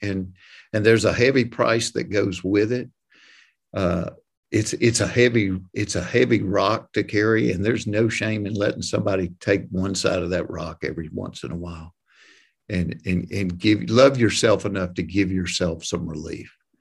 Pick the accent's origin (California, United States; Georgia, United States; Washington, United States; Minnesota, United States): Georgia, United States; hometown where Chick-fil-A started; Chick-fil-A started in my hometown